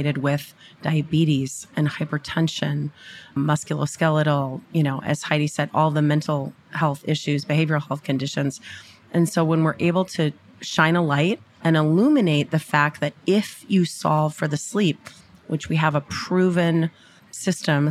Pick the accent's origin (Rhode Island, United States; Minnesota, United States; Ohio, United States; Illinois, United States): Minnesota, United States; I did grow up in Minnesota